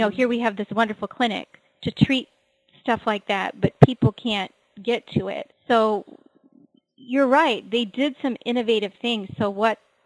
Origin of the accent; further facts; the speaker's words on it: Kauai, Hawaii, United States; I'm from Hawaii. I'm from the island of Kauai, which is the northernmost island in the island chain